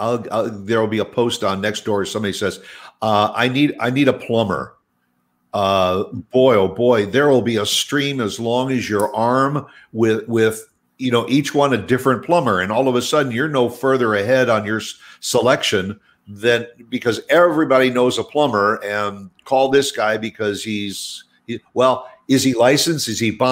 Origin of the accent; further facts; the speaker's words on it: Midwest, United States; now in Dallas-Fort Worth, United States; I grew up in the Midwest